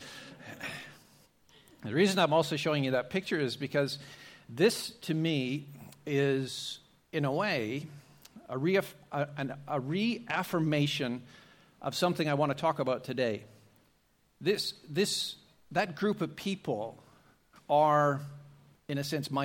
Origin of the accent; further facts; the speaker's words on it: Canada; moved away as an adult; now in Australia; I'm Canadian by birth, but I've been living in Australia for 29 years now